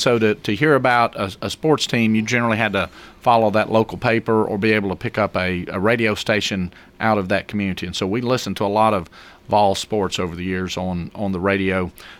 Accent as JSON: {"language": "English", "area": "Pickett County", "region": "Tennessee", "country": "United States", "tie": "born or raised there", "said": "I grew up 5 miles south of the Kentucky line"}